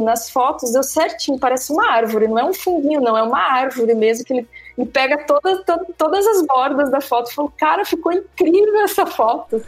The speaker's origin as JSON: {"language": "Portuguese", "region": "Santa Catarina", "country": "Brazil", "also_born_or_lived": "Balneário Camboriú / Mato Grosso", "moved": "as an adult", "lives_now": "Recife, Brazil", "said": "eu morava em Balneário Camboriú, sou catarinense, hoje eu moro em Recife"}